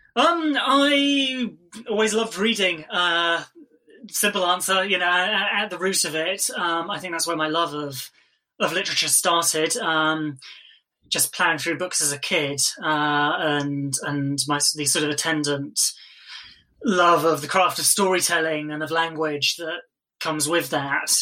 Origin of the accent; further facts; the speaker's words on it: England, United Kingdom; as you can tell from my accent, I'm sure I, I grew up in England